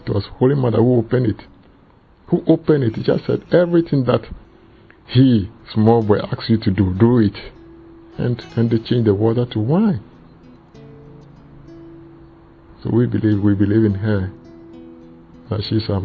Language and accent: English; Ghana; now in England; I come from Ghana, but I live in England.